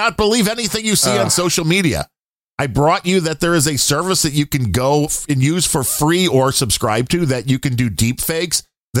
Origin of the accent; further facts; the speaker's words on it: Texas, United States; Well, I do declare I'm from Texas.